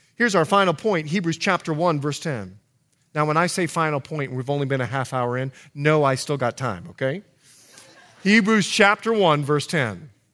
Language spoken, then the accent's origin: English; Bahamas; moved away; I'm from the Bahamas, so we know English culture very, very well